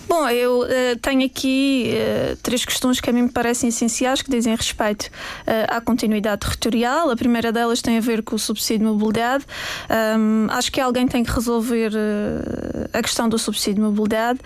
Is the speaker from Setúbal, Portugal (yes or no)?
no; Madeira, Portugal; sou portuguesa, defendo o meu, o meu, país, amo o meu país